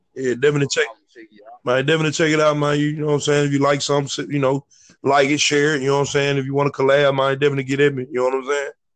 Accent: Memphis, Tennessee, United States; also born or lived in Atlanta / Chicago; I'm from North Memphis

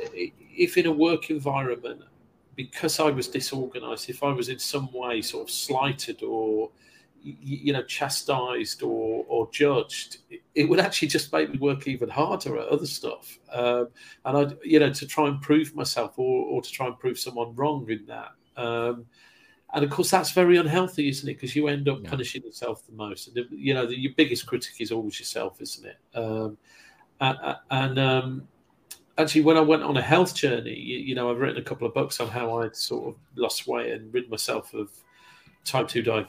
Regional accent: Kidderminster, West Midlands, United Kingdom; moved away as an adult; also born or lived in London / West Bromwich; growing up in Kidderminster, a parochial town in Thatcher's Britain

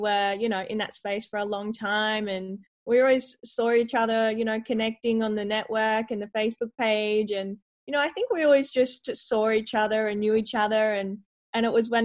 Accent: Adelaide, South Australia, Australia; I grew up in Adelaide originally

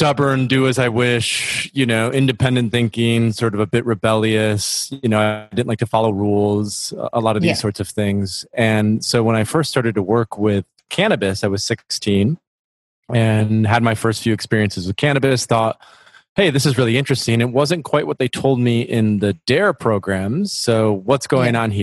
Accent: near Grand Rapids, West Michigan, United States; I grew up in West Michigan, close to a small city, Grand Rapids, which is known as the furniture capital

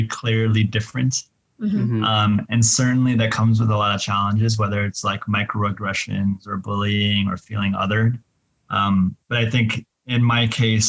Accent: Kansas, United States; It was like very Kansan

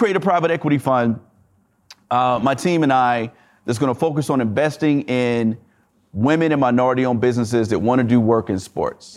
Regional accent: the South, United States; I'm from the South

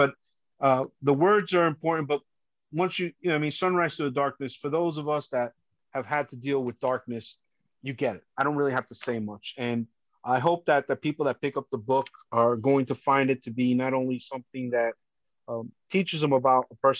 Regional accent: Colombia; now in United States; So, you know, it shows that I come from Colombia and, but I love this country.

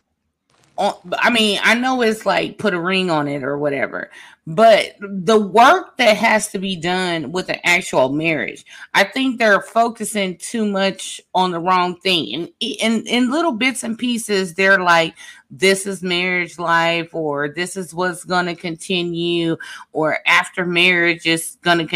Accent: Midwest, United States; moved away; also born or lived in the South; I am from the Midwest and lived in the South

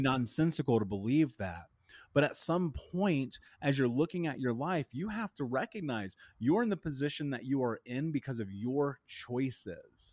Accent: Indianapolis, Indiana, United States; I grew up in Indianapolis

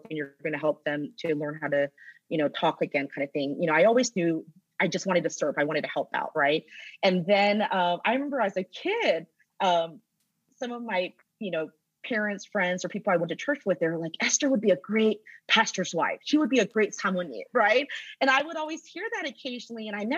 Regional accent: Roswell, Georgia, United States; I grew up in Atlanta. I grew up in Roswell. I did all of my schooling from elementary to college here in Georgia

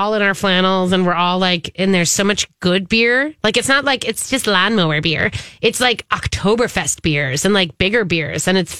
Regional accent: Minnesota, United States; I think it's like one of those things where you got to do it at least once as a Minnesotan.

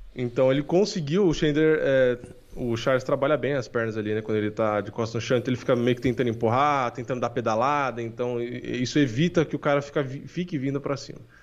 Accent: São Paulo, Brazil; also born or lived in Praia Grande; eu nasci aqui em São Paulo

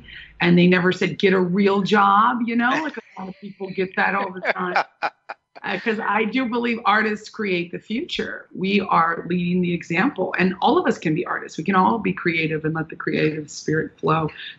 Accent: Manhattan, New York, United States; also born or lived in Orange County, United States / Santa Barbara, United States; I was born in Orange County, and then we moved to Manhattan. We moved to Santa Barbara, and I would split my time in Manhattan and Santa Barbara. Very beautiful places. But I consider myself a New York girl

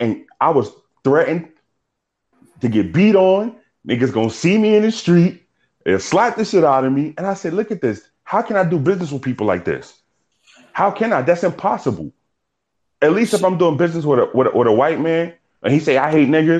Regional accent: New York City, New York, United States; moved away; also born or lived in South Carolina; I'm from New York

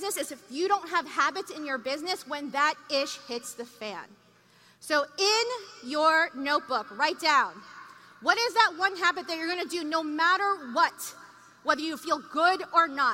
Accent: New York, United States; I'm from New York

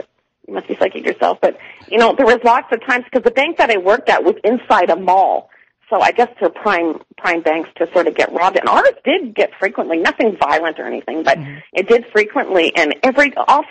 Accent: Toronto, Ontario, Canada; now in Calgary, Canada; I am from Toronto

